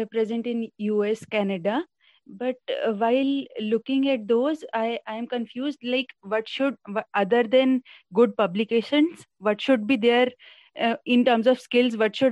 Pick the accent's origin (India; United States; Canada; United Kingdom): India; I am from India